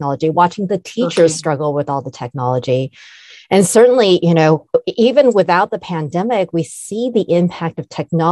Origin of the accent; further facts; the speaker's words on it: California, United States; also born or lived in Taiwan; greetings from sunny California, where I've lived most of my life. So to tell you a little bit more about myself, I immigrated from Taiwan when I was just 5 years old